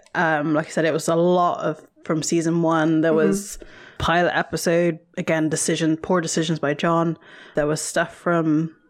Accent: England, United Kingdom; this is a completely foreign concept to us as English kids.

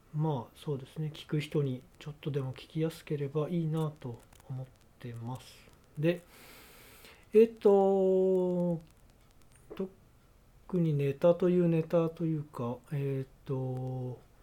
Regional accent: Japan; moved away as an adult; now in United Kingdom; こっちが日本人だって分かるし

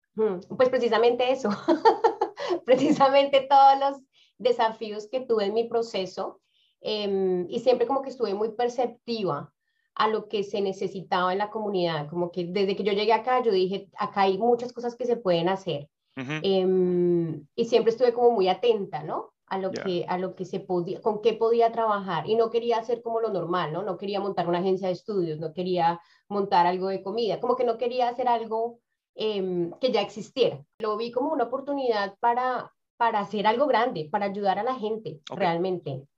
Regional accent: Bogotá, Colombia; moved away as an adult; now in New Zealand; yo vengo de Bogotá, Bogotá es una ciudad demasiado grande

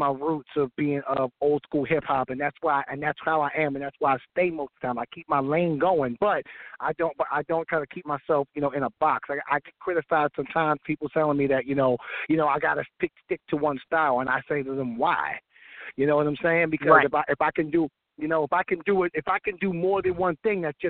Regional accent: Amityville, New York, United States; I'm from Amityville, Long Island, New York.

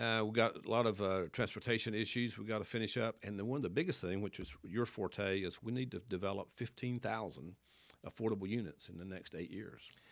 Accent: Wilkes County, North Carolina, United States; moved away as an adult; also born or lived in Athens, Georgia; now in Winston-Salem, United States; I'm from Wilkes County. Grew up on a dead end dirt road out there

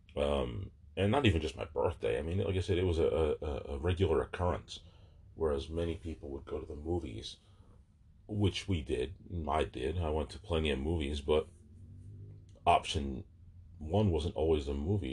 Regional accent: Barnegat, New Jersey, United States; moved away; also born or lived in Manahawkin, New Jersey / Manchester, New Jersey; I spent a lot of time at the beach during those formative years growing up in Barnegat and Manahawkin

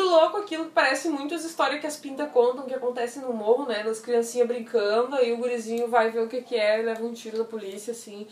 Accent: Brazil; Eu sou brasileiro

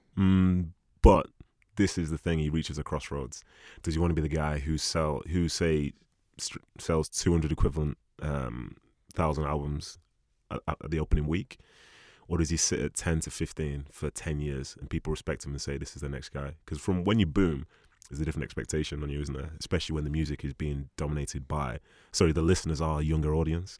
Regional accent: Nigeria; being a Nigerian guy

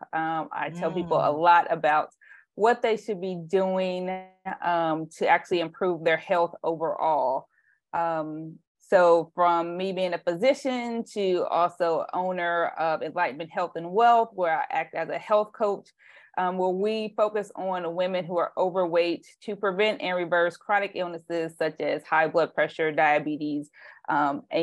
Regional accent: Indiana, United States; also born or lived in Tennessee; now in Bay Area, California, United States; I moved from Tennessee, but I'm originally from Indiana

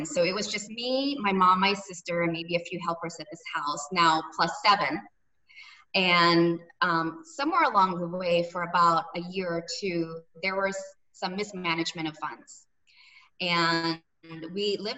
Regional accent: Cebu City, Central Visayas, Philippines; also born or lived in Manila; As a little girl in the Philippines, as you mentioned, I'm originally from Cebu, but I grew up between the region of Cebu and Manila.

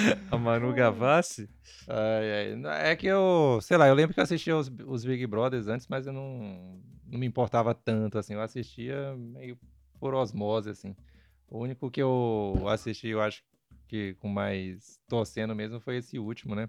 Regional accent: Pará, Brazil; eu sou paraense fake lá

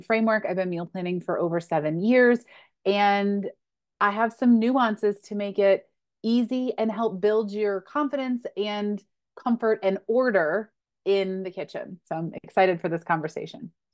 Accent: Western New York, United States; I grew up in Western New York

